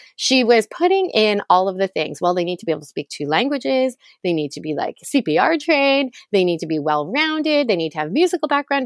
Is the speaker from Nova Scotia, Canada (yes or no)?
no; Toronto, Ontario, Canada; I grew up in Toronto, Canada